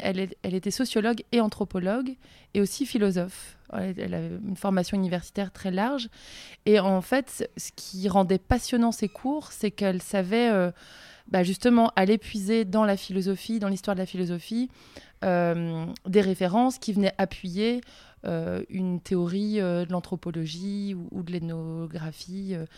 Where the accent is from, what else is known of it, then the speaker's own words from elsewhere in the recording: Le Conquet, Brittany, France; J'ai grandi en face des îles Ouessant et Molène